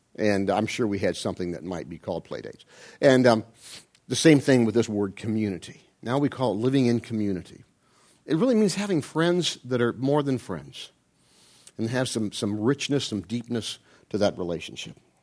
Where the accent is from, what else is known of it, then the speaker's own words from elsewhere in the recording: Ohio, United States; I'm from Ohio